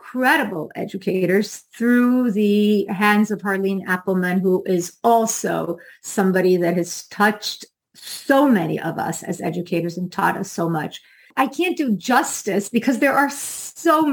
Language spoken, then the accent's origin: English; Brazil; now in Florida, United States; I'm from Brazil